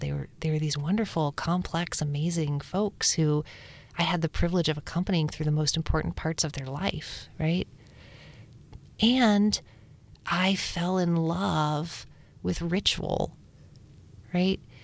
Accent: Upper Appalachia, United States; We grew up in Upper Appalachia, up south

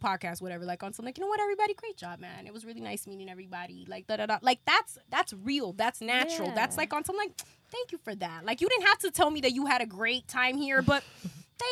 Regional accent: Los Angeles, California, United States; I grew up in South Central

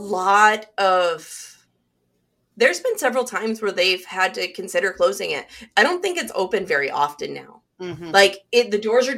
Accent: Nichols, United States; moved away; my hometown library in Nichols, back where I grew up.

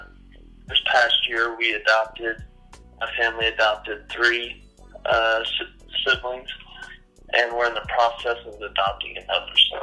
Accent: Chicago, Oklahoma, United States; I grew up in Chicago, Oklahoma

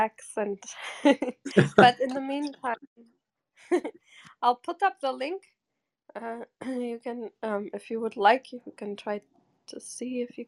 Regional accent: Germany; also born or lived in Portugal; now in New York, United States; I'm originally from Portugal, and I grew up in Germany most of the time

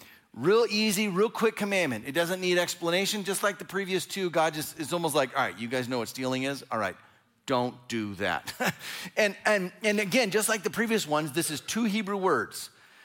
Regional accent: Fresno, California, United States; So I grew up in Fresno, California, and I didn't actually live in Fresno.

